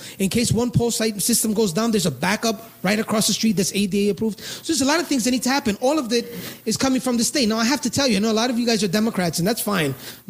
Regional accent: New York City, New York, United States; I'm from the Bronx, so I actually came all the way from the Bronx

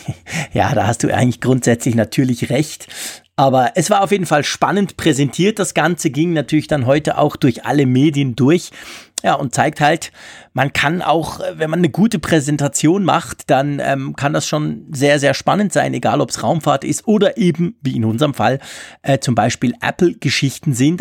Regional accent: Switzerland; als Schweizer

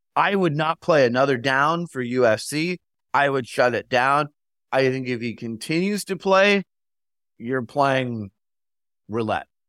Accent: Phoenix, Arizona, United States; I'm from Phoenix

